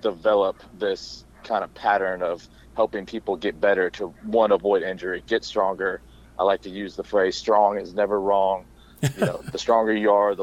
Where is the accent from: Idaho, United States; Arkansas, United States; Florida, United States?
Florida, United States; Wellington; moved away as an adult; also born or lived in Louisiana; I grew up in Wellington, which is just outside of West Palm Beach.